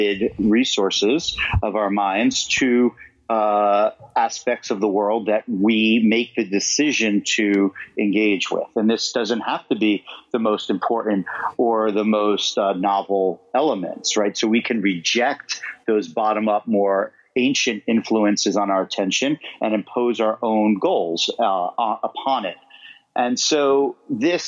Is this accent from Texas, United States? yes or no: no; New York City, New York, United States; I grew up in Queens